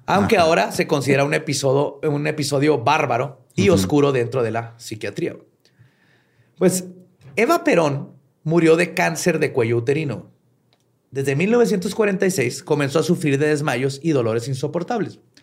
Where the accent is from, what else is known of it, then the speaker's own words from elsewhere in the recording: Mexico; acá en México